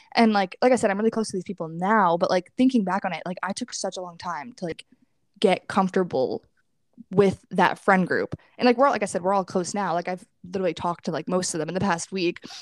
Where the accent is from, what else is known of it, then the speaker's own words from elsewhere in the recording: New York, United States; moved away as an adult; I'm from New York